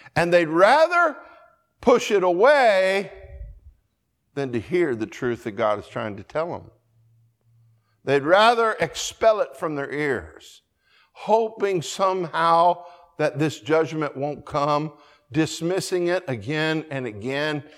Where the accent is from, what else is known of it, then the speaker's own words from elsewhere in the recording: Colorado, United States; I grew up in Colorado